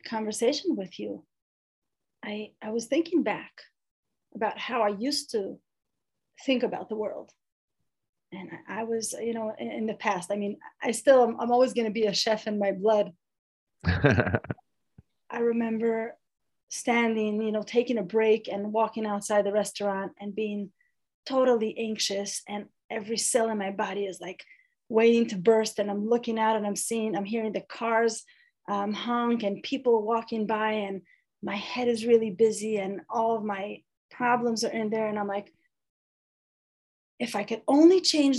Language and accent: English; Jerusalem, Jerusalem District, Israel; born and raised in Jerusalem, Israel